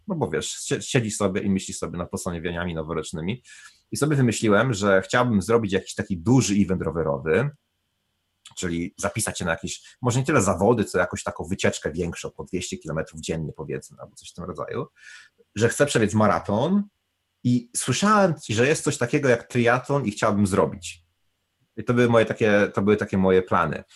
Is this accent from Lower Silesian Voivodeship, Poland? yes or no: no; Bieszczady, Subcarpathian Voivodeship, Poland; moved away as an adult; also born or lived in Kraków / Warsaw / London; now in New Zealand; pochodzę z Bieszczad